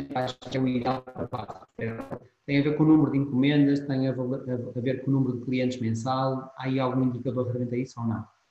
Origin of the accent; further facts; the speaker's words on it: Portugal; Sim, somos portugueses